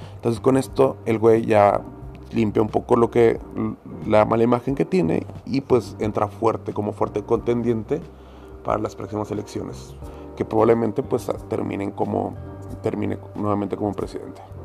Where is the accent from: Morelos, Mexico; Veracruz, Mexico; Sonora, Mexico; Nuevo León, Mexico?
Nuevo León, Mexico; Monterrey; como buen regio, tengo amigos y familiares en Estados Unidos